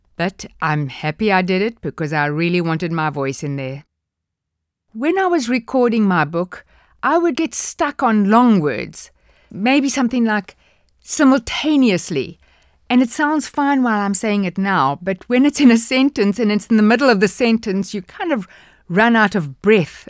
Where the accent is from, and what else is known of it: South Africa; accent: South African